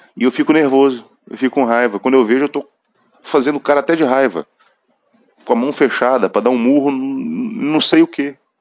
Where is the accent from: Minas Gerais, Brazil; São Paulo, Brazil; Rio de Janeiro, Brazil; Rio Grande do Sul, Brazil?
Minas Gerais, Brazil; eu sou mineiro, então vou usar meu, meus vícios de linguagem